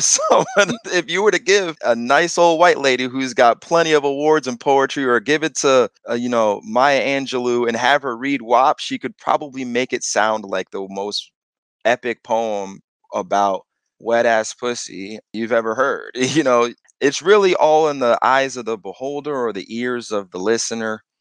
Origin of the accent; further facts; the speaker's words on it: East Hartford, Connecticut, United States; I grew up in East Hartford all the way up until sixth grade, fifth or sixth grade.